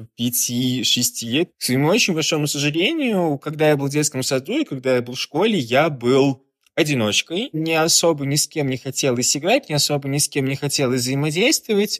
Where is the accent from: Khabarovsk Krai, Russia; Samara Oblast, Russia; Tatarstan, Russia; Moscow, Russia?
Tatarstan, Russia; Kazan; moved away as an adult; now in Saint Petersburg, Russia; я сам из Казани